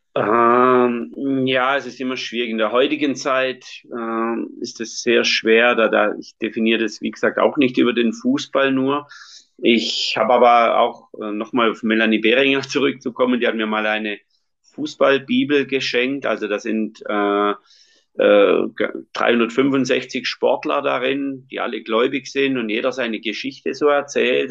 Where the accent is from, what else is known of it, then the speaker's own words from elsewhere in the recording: Schonach, Baden-Württemberg, Germany; ich bin katholisch, auch so erzogen worden, bei uns in Schonach